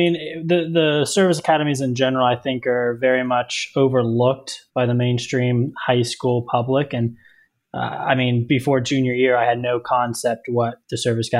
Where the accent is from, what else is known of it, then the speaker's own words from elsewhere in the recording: Texas, United States; now in Ohio, United States; I am from the great state of Texas.